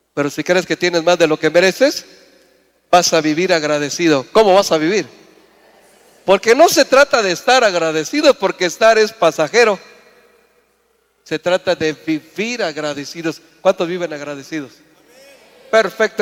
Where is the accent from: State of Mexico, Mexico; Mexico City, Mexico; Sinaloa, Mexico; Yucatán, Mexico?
Yucatán, Mexico; Mérida; moved away; Yo vengo de Mérida, vengo de un lugar, una tierra lejana y me siento muy bendecido de ser yucateco